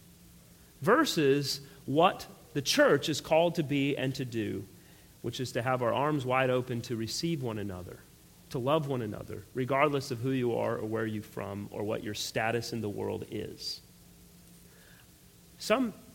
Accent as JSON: {"language": "English", "country": "United States", "said": "I fought for our country in the military and everything else. I don't have any problems identifying as an American. I love my country"}